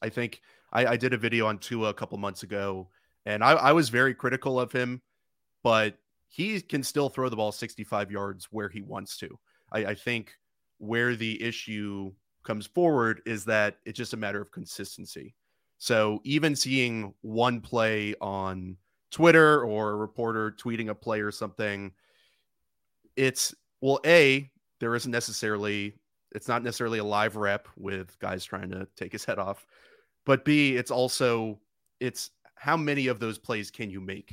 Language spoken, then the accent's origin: English; Oakland, California, United States; I grew up in Oakland